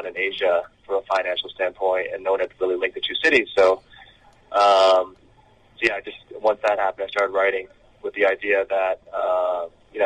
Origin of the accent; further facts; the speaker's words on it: New York, United States; I'm from the U.S. I was born in New York, so I was born and raised